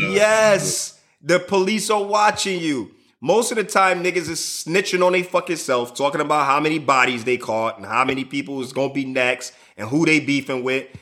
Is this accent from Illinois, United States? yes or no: yes; Chicago, Illinois, United States; I'm from Chicago